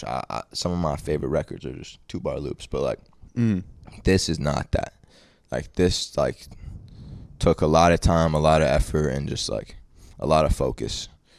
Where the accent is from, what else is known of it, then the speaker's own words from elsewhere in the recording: Australia; I'm there from Australia.